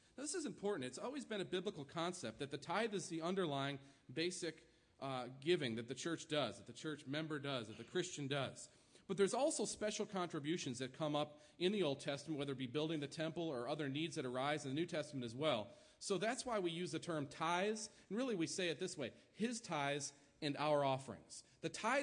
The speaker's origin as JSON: {"language": "English", "region": "New York", "country": "United States", "tie": "born or raised there", "moved": "yes", "lives_now": "Kansas, United States", "said": "my home state, New York"}